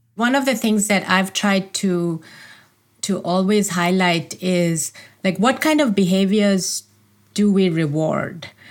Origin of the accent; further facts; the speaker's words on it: India; moved away as an adult; As a child, I grew up in India.